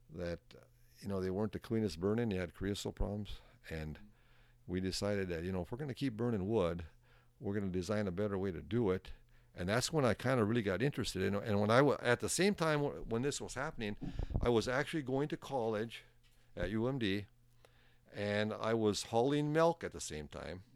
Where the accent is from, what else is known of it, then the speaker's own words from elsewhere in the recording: Soudan, Minnesota, United States; also born or lived in Virginia, Minnesota / Tower, Minnesota; I was born in Sudan, Minnesota.